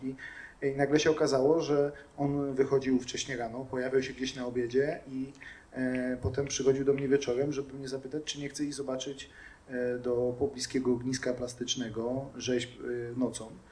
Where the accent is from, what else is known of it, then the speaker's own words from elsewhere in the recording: Głuchołazy, Opole Voivodeship, Poland; urodziłem się w Opolu, e, mieszkałem tam przez chwilę tylko e, i zaraz potem przenieśliśmy się do Głuchołaz